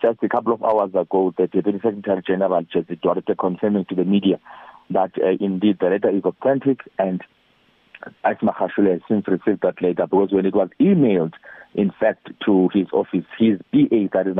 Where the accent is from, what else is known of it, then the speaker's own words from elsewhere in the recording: South Africa; as an ordinary South African